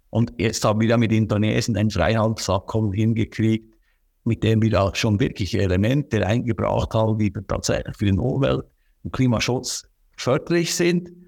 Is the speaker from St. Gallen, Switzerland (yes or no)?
no; Bern, Switzerland; aber ich sage immer, bei uns im Berner Oberland, wir haben so viele kleine Gebäude, landwirtschaftliche Gebäude, auch mit Wohnnutzung oft.